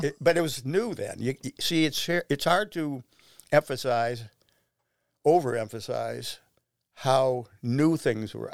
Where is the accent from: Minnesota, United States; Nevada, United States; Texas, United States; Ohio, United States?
Ohio, United States; Shaker Heights; I grew up in Shaker Heights